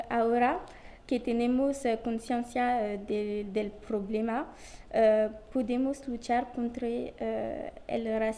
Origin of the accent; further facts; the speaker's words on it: France; Spanish is a second language; also born or lived in Grigny; vivo en Grigny y vois eh, veo muchas desigualdades en mi ciudad. Para la gente en mi ciudad y en mi país que es Francia